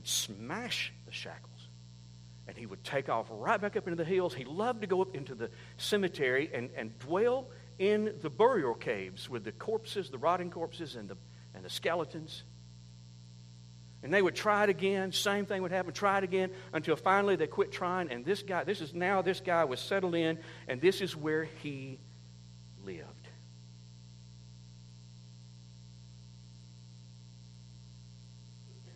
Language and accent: English; United States; I'm from Oconee County